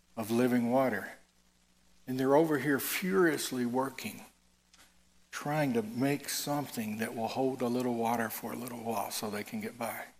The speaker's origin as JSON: {"language": "English", "region": "Tennessee", "country": "United States", "said": "I'm from I'm from Tennessee."}